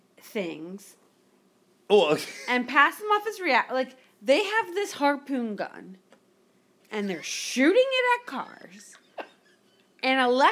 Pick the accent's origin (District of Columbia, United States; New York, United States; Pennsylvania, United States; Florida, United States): Florida, United States; Miami; moved away; But okay, so I grew up in Miami, right?